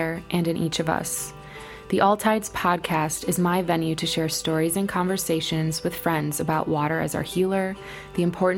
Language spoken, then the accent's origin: English; Midwest, United States; also born or lived in Milwaukee; I'm a Midwesterner living in Milwaukee